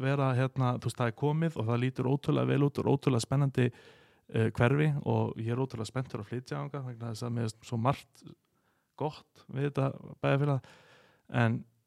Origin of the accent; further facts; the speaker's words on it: Garðabær, Capital Region, Iceland; við sem höfum alist upp í þessum bæ